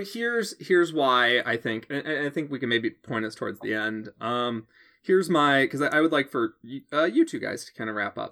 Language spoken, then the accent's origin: English; Chicago suburbs, Illinois, United States; I grew up in the Chicago suburbs. I moved to Chicago.